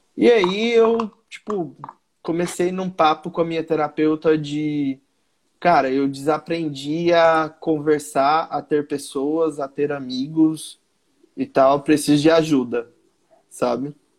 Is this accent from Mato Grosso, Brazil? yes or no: yes; Mato Grosso, Brazil; Eu sou do Mato Grosso sou comediante.